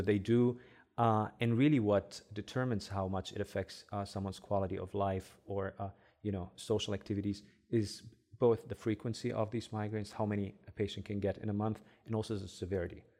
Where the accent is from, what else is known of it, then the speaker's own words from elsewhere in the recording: Egypt; first language Arabic; English is a second language; moved away as an adult; also born or lived in Germany; now in Cleveland, United States; I grew up in Egypt, uh, so my first language is Arabic, of course.